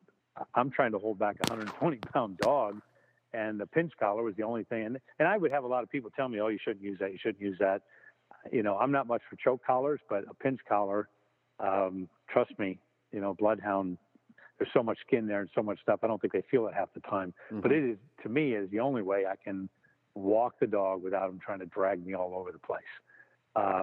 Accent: Nebraska, United States; now in New York, United States; I live in New York, but I'm originally from Nebraska

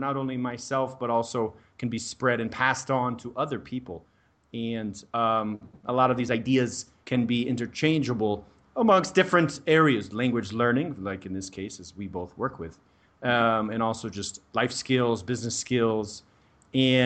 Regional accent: Denver, Colorado, United States; moved away as an adult; also born or lived in Prague, Czech Republic; now in Brazil; I'm from the US, I'm from Denver, Colorado

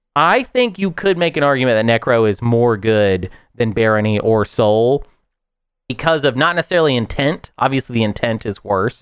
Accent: the South, United States; as a Southerner

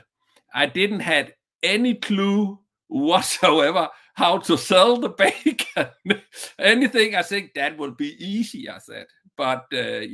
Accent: Southern Denmark, Denmark; just a small one in a small town in the southern part of Denmark from my hometown

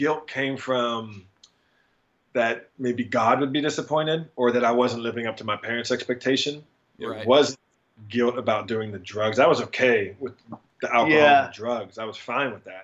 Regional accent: Steubenville, Ohio, United States; I'm from Steubenville, Ohio, originally

